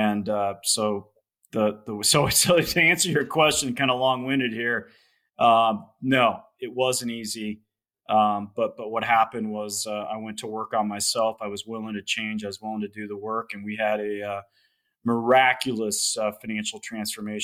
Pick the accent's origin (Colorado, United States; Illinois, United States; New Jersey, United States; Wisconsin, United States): Colorado, United States; Loveland; I'm in Colorado. I grew up in Loveland, Colorado.